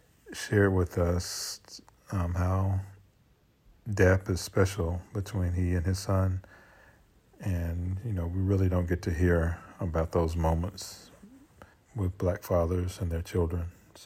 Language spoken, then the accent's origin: English; Marshall, Texas, United States; now in Washington, United States; I'm from Marshall, Texas. So I'm a Texan. Originally